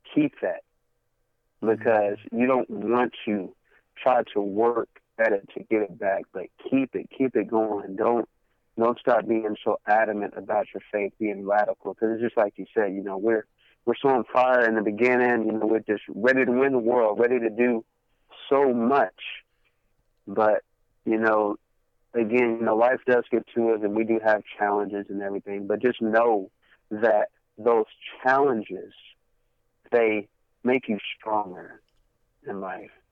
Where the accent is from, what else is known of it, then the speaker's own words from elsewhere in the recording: Cleveland, Texas, United States; also born or lived in Fort Worth, Texas; now in Bedford, United States; born and raised in Cleveland, Texas, uh, moved to Fort Worth